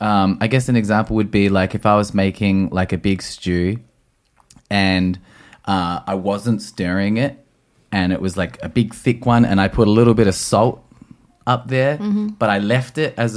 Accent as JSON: {"language": "English", "country": "Australia", "said": "I'm outraged. I'm Australian. I'm Australian."}